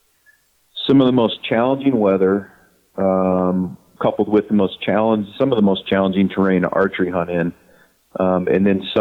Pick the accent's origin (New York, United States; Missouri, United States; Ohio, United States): Ohio, United States; now in Montana, United States; I'm from Ohio